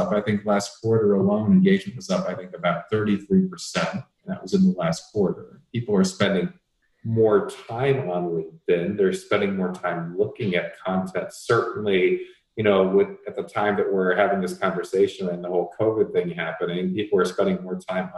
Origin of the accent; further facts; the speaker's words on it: Atlanta, Georgia, United States; moved away as an adult; also born or lived in Las Vegas; now in Scottsdale, United States; I grew up in the Atlanta area, and they still live out in Atlanta